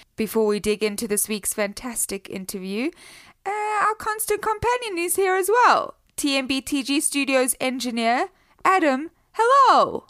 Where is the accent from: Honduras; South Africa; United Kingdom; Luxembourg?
South Africa; accent: South African; now in United States; I'm from South Africa